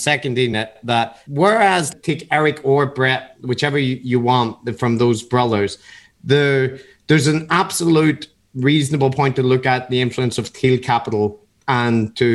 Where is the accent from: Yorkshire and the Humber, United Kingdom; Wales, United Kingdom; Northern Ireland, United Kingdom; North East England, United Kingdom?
Northern Ireland, United Kingdom; Belfast; Matt and I aren't from America. I grew up in Belfast in the 80s and 90s, which was like a conflict area.